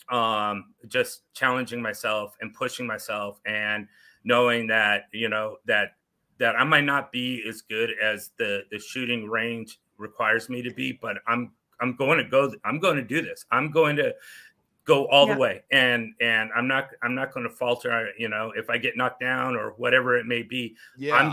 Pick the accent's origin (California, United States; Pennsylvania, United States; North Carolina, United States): California, United States; I moved in from Tulare County, which is about uh, south of it, it's almost in between Fresno and Bakersfield mm-hmm. um, in California.